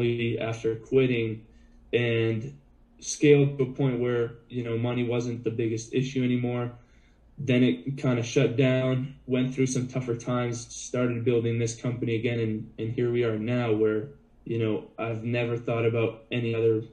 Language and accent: English; Boston, Massachusetts, United States; I grew up as a little kid in Boston